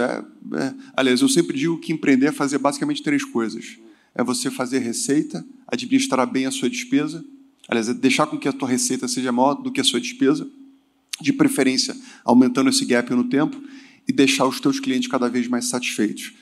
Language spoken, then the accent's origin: Portuguese; Rio de Janeiro, Brazil; moved away as an adult; also born or lived in southern Brazil; eu fugi do Rio de Janeiro, eu sou carioca, fui morar no sul do Brasil